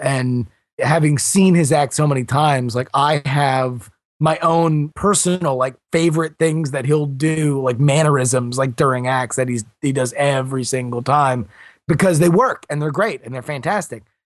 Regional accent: Fort Lauderdale, Florida, United States; also born or lived in Texas / California / Syracuse, New York; I was born in Texas. I lived in California and South Florida and pretty much Sun Belt states my entire life, and mostly grew up around the Fort Lauderdale area

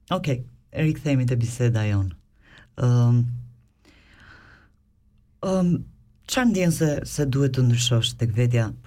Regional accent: Albania; now in Switzerland

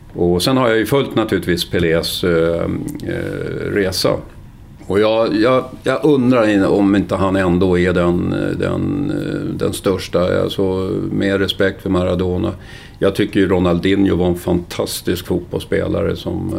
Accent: Stockholm, Stockholm County, Sweden; moved away as an adult; also born or lived in Kalmar / Solna / Spånga / Greece; now in Mariefred, Sweden; sen är jag uppväxt på Söder i Stockholm, Gubbängen som det hette

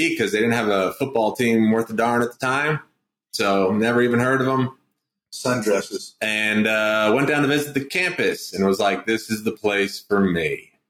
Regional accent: New Fairfield, Connecticut, United States; moved away; I grew up in New Fairfield, Connecticut. The great Yankeeville.

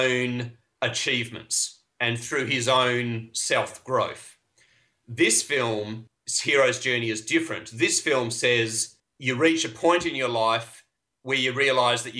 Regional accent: Australia; I am Australian

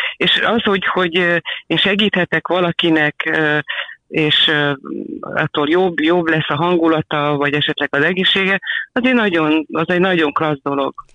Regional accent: Balassagyarmat, Nógrád, Hungary; now in Budapest, Hungary; nálunk Valasi Gyarmatonon egy ilyen, ilyen védőhálóban éltünk mindannyian anyu égkörében. Sportoltam, közlekedni lehetett gyalog vagy biciklivel

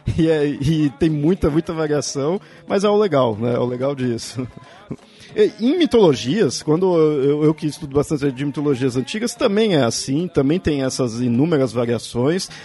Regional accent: São Paulo, Brazil; eu sou aqui de São Paulo

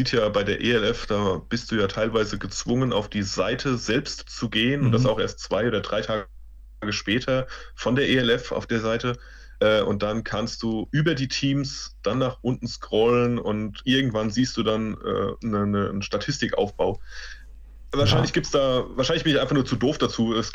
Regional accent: Mainz, Rhineland-Palatinate, Germany; also ich bin Mainzer der Bub, Frank Frankfurt ist in der Nähe

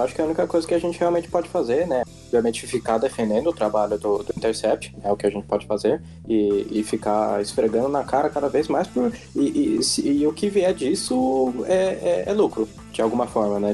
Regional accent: Brazil; como brasileiro

